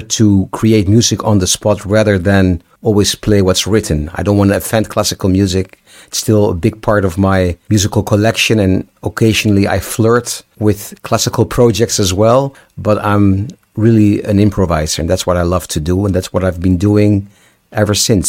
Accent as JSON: {"language": "English", "town": "Amsterdam", "region": "North Holland", "country": "Netherlands", "said": "I'm from Amsterdam."}